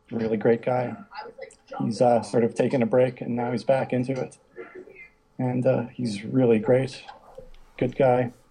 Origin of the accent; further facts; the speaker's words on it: Pembroke, Ontario, Canada; now in Ottawa, Canada; Right now it's Thanksgiving weekend in Canada, so I'm in my hometown visiting.